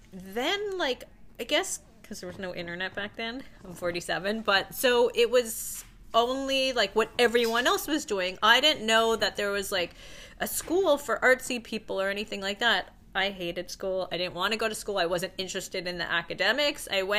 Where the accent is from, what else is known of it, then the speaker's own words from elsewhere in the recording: Toronto, Ontario, Canada; moved away as an adult; also born or lived in United States / Los Angeles; I'm actually from Toronto.